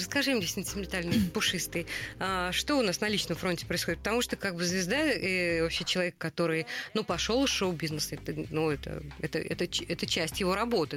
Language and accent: Russian; Saratov, Saratov Oblast, Russia; moved away; Тут сидит две львицы из Саратова рожденные.